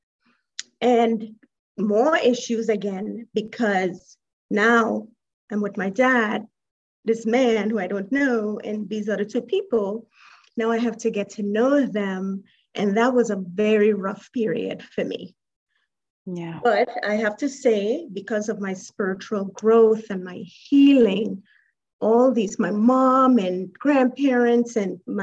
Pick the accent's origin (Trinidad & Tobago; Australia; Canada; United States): Trinidad & Tobago; moved away; Originally, I'm from Trinidad and Tobago.